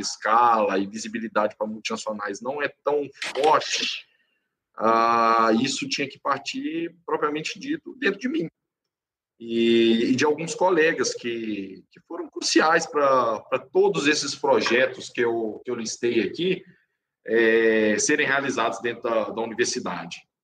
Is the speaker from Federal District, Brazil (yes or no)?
no; interior of Minas Gerais, Brazil; eu sou natural do interior de Minas Gerais